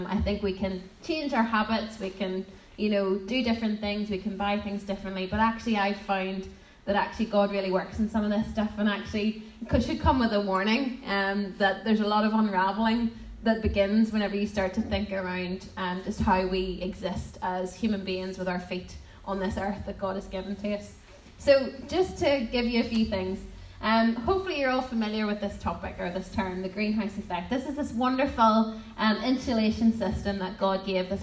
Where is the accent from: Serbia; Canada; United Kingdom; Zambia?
United Kingdom; Portadown, Northern Ireland; also born or lived in Lurgan / Guildford; I'm from Portadown for my sins, and now living in Guildford for my sins